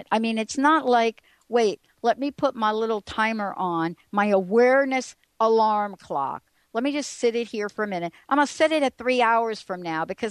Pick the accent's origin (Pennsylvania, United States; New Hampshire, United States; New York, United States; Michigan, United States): New York, United States; I grew up in New York